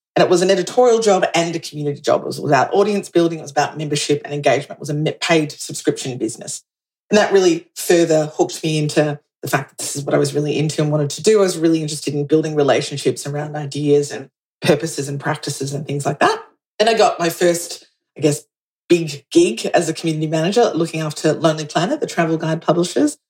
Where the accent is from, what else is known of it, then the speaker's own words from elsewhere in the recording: Australia; also born or lived in New York; I'm Australian